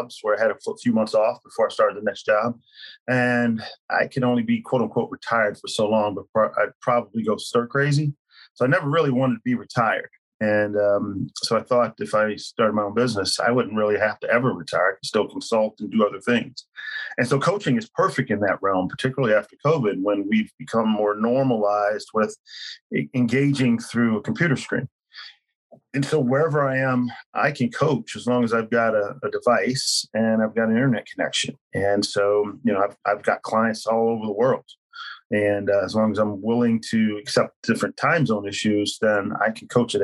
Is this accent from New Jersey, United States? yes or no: no; Philadelphia, Pennsylvania, United States; moved away; I hail from Philadelphia